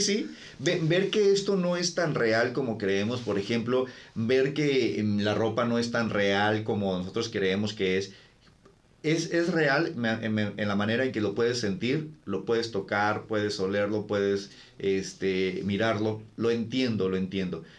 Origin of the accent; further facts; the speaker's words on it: Ensenada, Baja California, Mexico; yo, yo, crecí en Ensenada